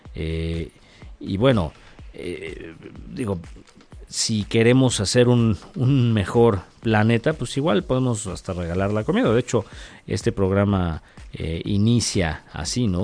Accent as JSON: {"language": "Spanish", "country": "Mexico", "said": "siendo mexicano"}